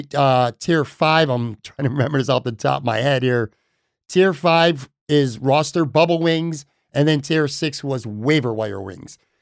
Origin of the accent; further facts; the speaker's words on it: Buffalo, New York, United States; I grew up on Elmwood Avenue.